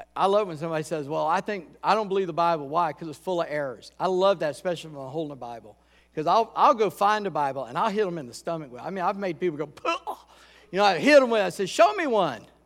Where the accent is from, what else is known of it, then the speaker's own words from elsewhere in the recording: Charleston, South Carolina, United States; moved away as an adult; also born or lived in Columbia, South Carolina; now in Virginia, United States; I grew up in Charleston.